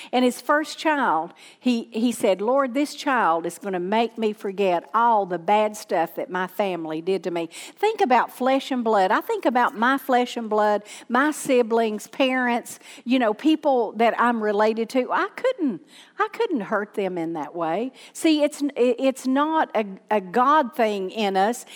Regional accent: Southern, United States; accent: Southern; people can't understand my Southern accent

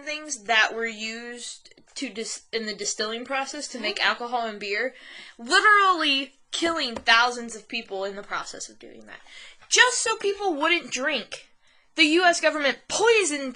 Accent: United States

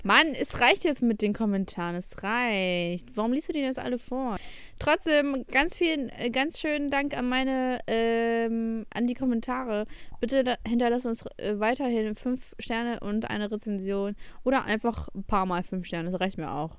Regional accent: Ukraine; moved away; ich bin auch in der Ukraine aufgewachsen

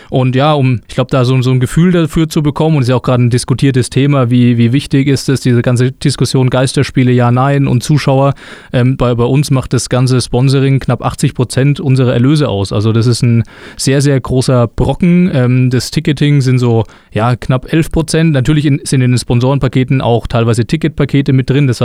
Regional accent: Güntersleben, Bavaria, Germany; Ich bin aufgewachsen in Güntersleben tatsächlich, also in in der Nähe von Würzburg. Ähm, aber ja, meine komplette Kindheit in Güntersleben verbracht

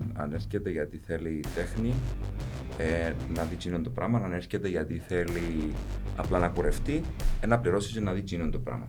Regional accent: Paphos, Paphos District, Cyprus; now in Nicosia, Cyprus; κατάγομαι αρχικά από την Πάφο. Είμαι στη Λευκοσία τα τελευταία, να λέγα, 20 χρόνια τώρα

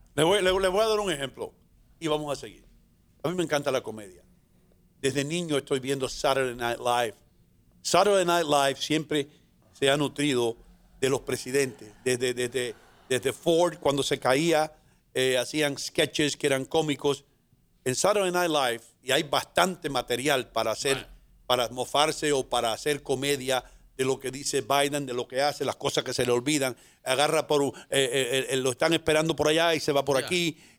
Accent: La Vega, Dominican Republic; now in New York, United States; Yo vengo de la República Dominicana, de un lugar que se llama La Vega, que es un continente

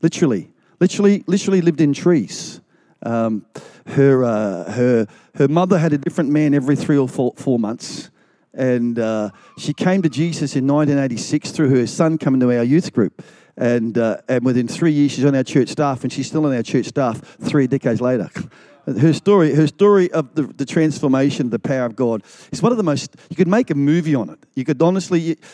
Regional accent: Melbourne, Victoria, Australia; I grew up in Melbourne, in the eastern suburbs of Victoria, of Melbourne

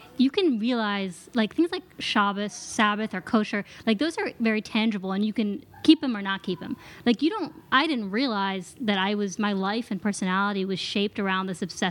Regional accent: Pittsburgh, Pennsylvania, United States; now in Manhattan, United States; I'm from Pittsburgh.

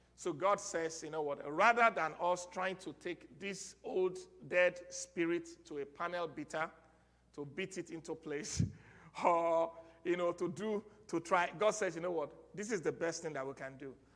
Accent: Nigeria; moved away; our Nigerian citizenship

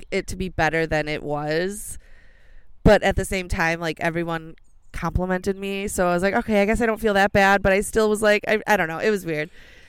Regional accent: Helenville, Wisconsin, United States; Helenville, Wisconsin.

